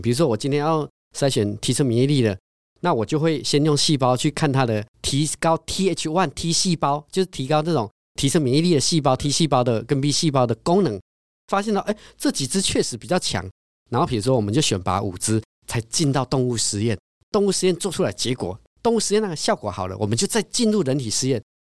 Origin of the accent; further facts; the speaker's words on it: Taiwan; 我们都是台湾人